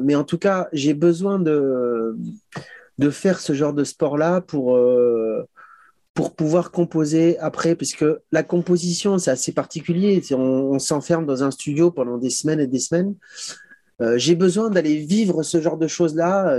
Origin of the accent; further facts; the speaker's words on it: Chamonix, Auvergne-Rhône-Alpes, France; on vient de Chamonix